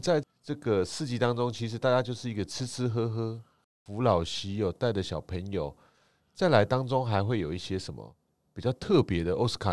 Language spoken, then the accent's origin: Chinese; Taiwan; 我们台湾人吃起来是觉得蛮不错的